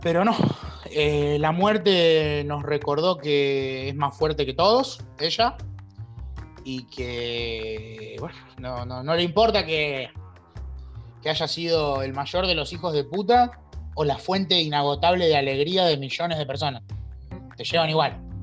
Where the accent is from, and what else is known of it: Argentina